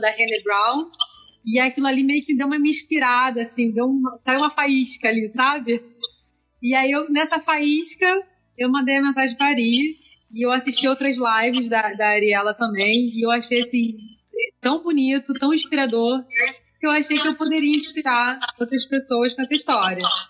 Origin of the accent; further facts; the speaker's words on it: Rio de Janeiro, Brazil; eu sou carioca